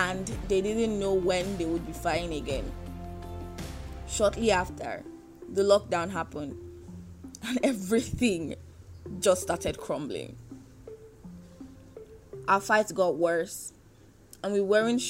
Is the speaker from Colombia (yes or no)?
no; Canada; moved away as an adult; now in Nigeria; I was born and bred in Canada. I have never really lived anywhere else